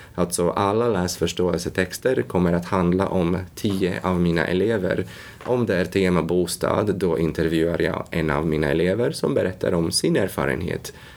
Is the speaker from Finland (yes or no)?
no; Latvia; Swedish is a second language; now in Sweden; Ursprungligen kommer jag från Lettland